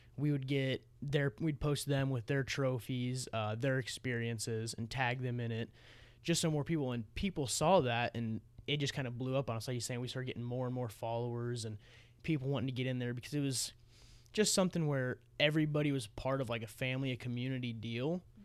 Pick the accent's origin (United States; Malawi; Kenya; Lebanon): United States; Missouri Valley, Iowa; I transferred to Missouri Valley with my buddy Noah